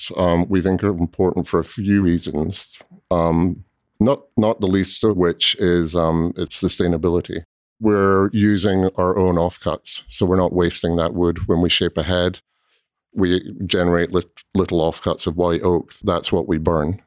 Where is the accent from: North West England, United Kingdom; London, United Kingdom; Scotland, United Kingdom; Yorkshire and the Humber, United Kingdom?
Scotland, United Kingdom; also born or lived in Southern California; now in Louisville, United States; I grew up in Scotland, um, and my family there had a small cooperage